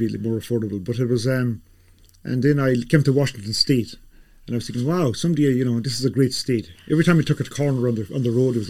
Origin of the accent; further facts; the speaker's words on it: Ireland; now in United States; that young kid growing up in Ireland, my mother used to bring home the National Geographic magazines.